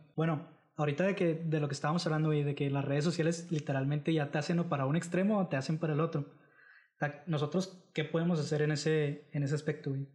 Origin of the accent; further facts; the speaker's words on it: Mexico; Los jóvenes sí somos el futuro de México.